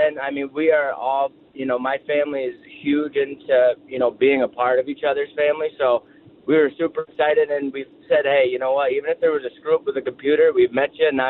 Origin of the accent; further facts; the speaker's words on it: upstate New York, United States; We're from upstate New York.